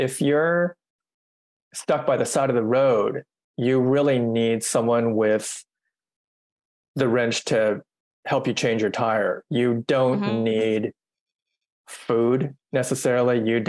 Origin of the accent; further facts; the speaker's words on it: United States; I'm Asian American and I've written this horn piece.